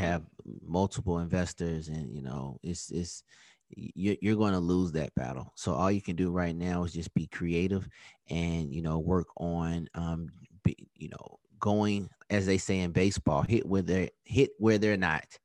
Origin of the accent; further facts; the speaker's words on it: Atlanta, Georgia, United States; also born or lived in Virginia; my hometown team